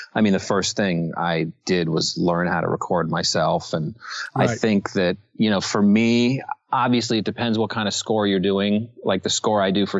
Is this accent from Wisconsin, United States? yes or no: no; Los Angeles, California, United States; I grew up in Los Angeles